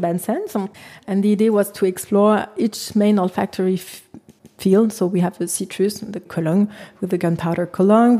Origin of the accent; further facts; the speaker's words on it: Versailles, Île-de-France, France; English is a second language; moved away as an adult; also born or lived in Garches / Paris; now in Berlin, Germany; I'm from Versailles, enfin, Garches, Versailles, actually. I was born in Versailles.